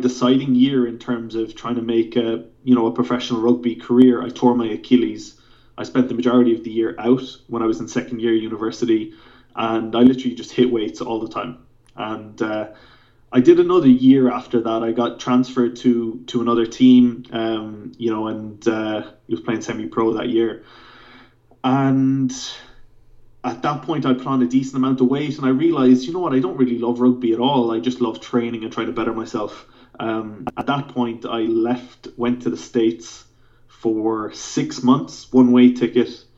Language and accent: English; Clonakilty, Munster, Ireland; moved away as an adult; also born or lived in Cork; now in London, United Kingdom; I grew up in Clonakilty in West Cork